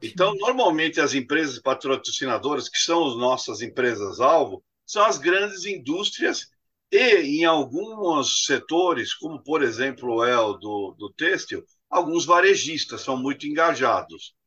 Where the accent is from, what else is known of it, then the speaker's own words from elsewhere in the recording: Brazil; Eu cresci falando que o Brasil era abundante em água